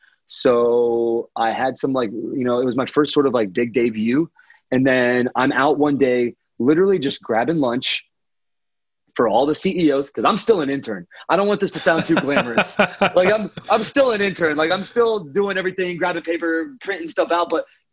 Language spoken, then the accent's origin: English; Houston, Texas, United States; And finally he mentioned something about Texas, and I was like, oh, that's cool. Like, I'm from Houston.